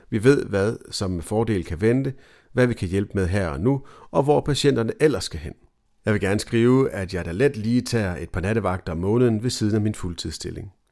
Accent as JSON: {"language": "Danish", "town": "Copenhagen", "region": "Capital Region of Denmark", "country": "Denmark", "said": "jeg er tilflytter fra København, har en norsk kone og har små børn derhjemme."}